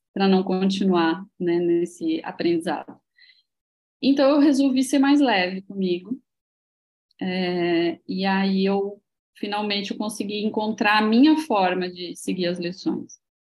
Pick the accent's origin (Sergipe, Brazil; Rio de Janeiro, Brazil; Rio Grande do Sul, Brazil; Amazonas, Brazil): Rio Grande do Sul, Brazil; Santa Maria; moved away as an adult; now in Florianópolis, Brazil; É, eu não sou daqui, eu sou gaúcha. Sou gaúcha de Santa uhum. Maria, Rio Grande do Sul